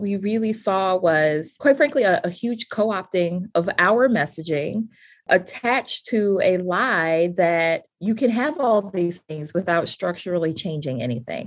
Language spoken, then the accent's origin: English; Cleveland, Ohio, United States; moved away; a person born and raised in Cleveland